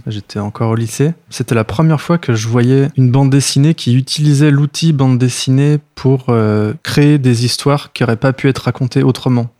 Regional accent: Lyon, Auvergne-Rhône-Alpes, France; also born or lived in Béziers / Algiers; now in Paris, France; j'ai grandi à Lyon

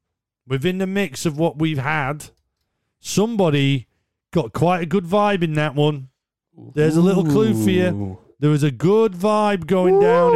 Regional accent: North East England, United Kingdom; I'm a Geordie, like. I can't even believe we played in red and black like the Mackhams.

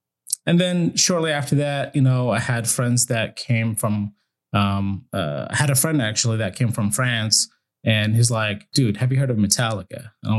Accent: Syria; also born or lived in Iraq; I was born in Iraq, and then when the first war happened with the U.S., my family kind of like, okay, we got to get out of here. And we traveled around a little bit, but then we landed in Syria, and that's where I went to school

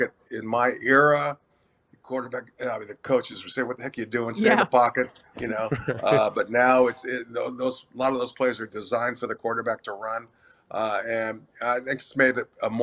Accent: California, United States; I'm Hispanic, I was born and raised in California

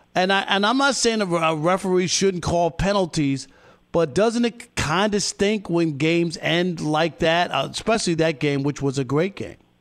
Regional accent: New York, United States; I grew up in New York.

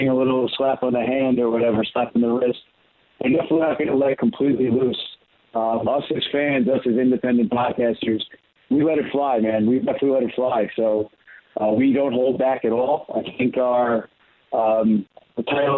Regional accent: Baldwin, New York, United States; I grew up on Long Island. My dad raised me here on Long Island in Baldwin

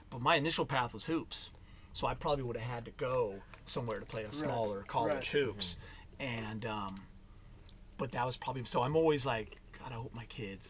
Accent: Los Angeles, California, United States; also born or lived in Santa Monica / South Bay; Born and raised in SoCal.

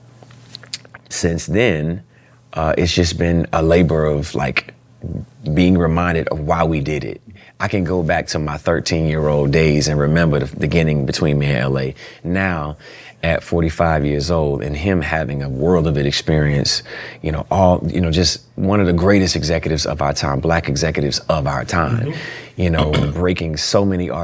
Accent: Dallas, Texas, United States; I was born in Dallas, Texas

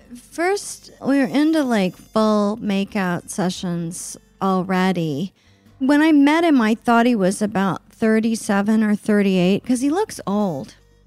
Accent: Oklahoma City, Oklahoma, United States; even though I grew up in Oklahoma City, which is a, you know, big city

